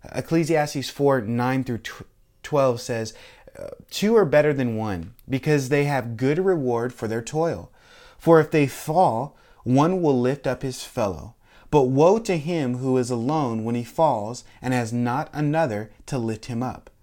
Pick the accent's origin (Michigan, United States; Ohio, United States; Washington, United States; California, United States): Washington, United States; now in Florida, United States; I grew up in Washington State, and we had Mount Rainier